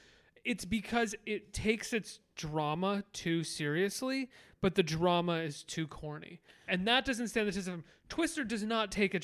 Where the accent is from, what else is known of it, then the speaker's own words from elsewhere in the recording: Holyoke, Massachusetts, United States; now in New York, United States; I was born in Holyoke, Massachusetts, which was literally the paper capital of the country.